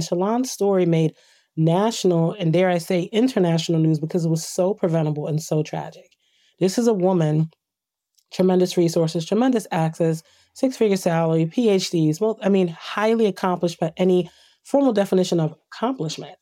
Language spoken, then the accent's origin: English; Trenton, New Jersey, United States; I grew up in Trent, New Jersey